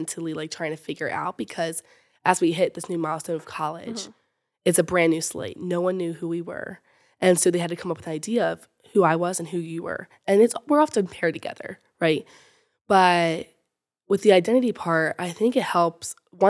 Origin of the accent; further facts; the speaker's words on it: Fallston, Maryland, United States; I'm from Fallston, Maryland, and I'm a freshman at the University of Alabama.